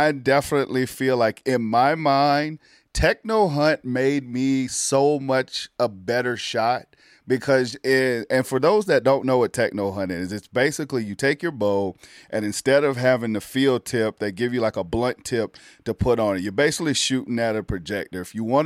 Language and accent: English; the South, United States; moved away as an adult; also born or lived in Milwaukee, Wisconsin; of being a Southern boy